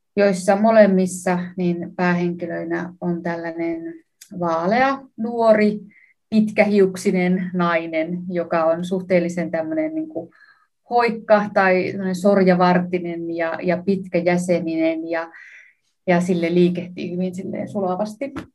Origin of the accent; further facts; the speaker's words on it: Savonlinna, South Savo, Finland; mä itse Savonlinnasta kotoisin